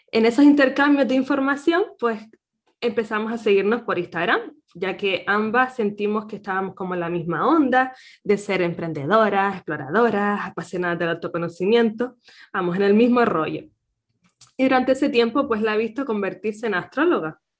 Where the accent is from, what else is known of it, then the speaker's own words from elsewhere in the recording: Canary Islands, Spain; nacida en Canarias